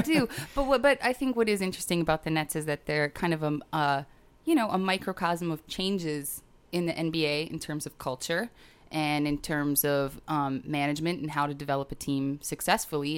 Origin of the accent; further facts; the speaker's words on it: Green Bay, Wisconsin, United States; now in Brooklyn, United States; I grew up watching a lot of football 'cause I grew up in Green Bay, Wisconsin